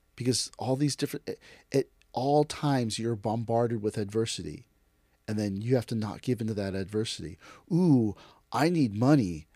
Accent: United States; I am Japanese American

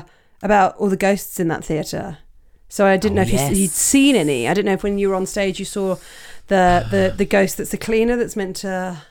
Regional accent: Portsmouth, South East England, United Kingdom; moved away; how was my hometown to you?

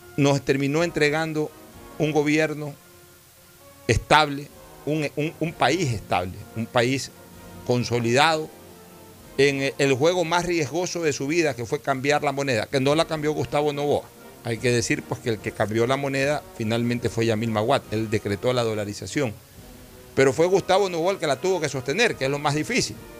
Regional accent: Ecuador; como ecuatoriano

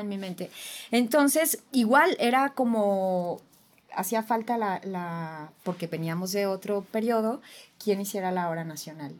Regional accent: Jalisco, Mexico; sí soy de Jalisco

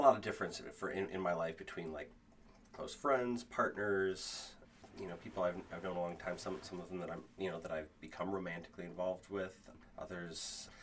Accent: Kenosha, Wisconsin, United States; I grew up in Kenosha, so the Ren Fair was right there

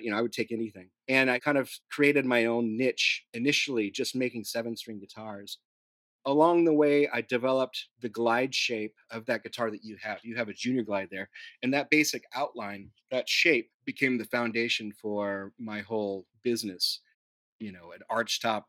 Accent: Newhall, California, United States; also born or lived in San Diego; I grew up in Southern California, a little north of Los Angeles, in a small town called Newhall

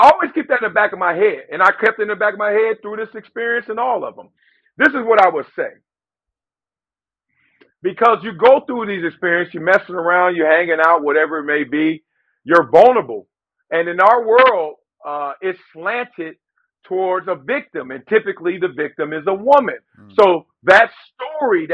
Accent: Compton, California, United States; I'm from Compton

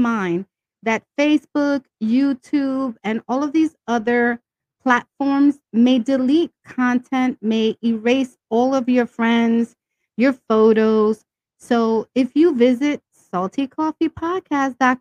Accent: New York City, New York, United States; also born or lived in Brooklyn; I was born in Brooklyn, raised in Washington Heights, and now living in the Bronx.

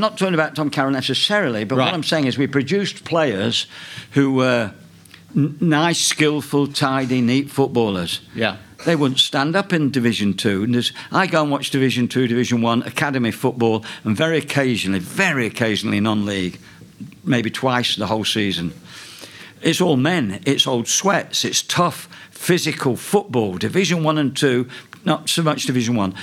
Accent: Nottingham, East Midlands, United Kingdom; moved away; my hometown team, Forest

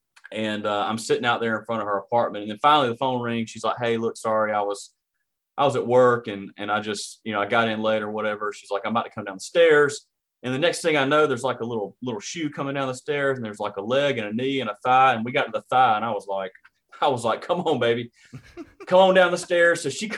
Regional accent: Hartwell, Georgia, United States; So I grew up in Hartwell, Georgia, and I grew up on a road called

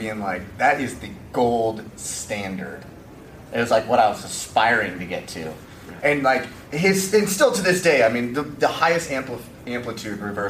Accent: Arizona, United States; I grew up watching Bob Wolf, Phoenix Suns Gorilla. I'm from Arizona

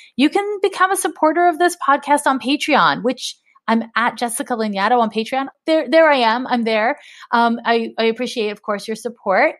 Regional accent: Canada; now in United States; I grew up in Canada

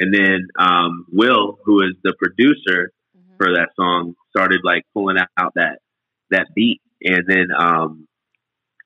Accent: Greensboro, North Carolina, United States; I grew up in Greensboro, North Carolina

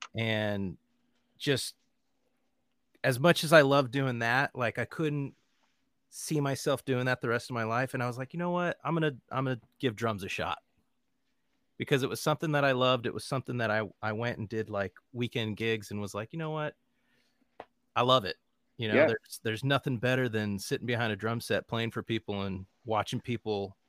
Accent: Los Angeles, California, United States; now in Nashville, United States; So originally I'm from Los Angeles, California.

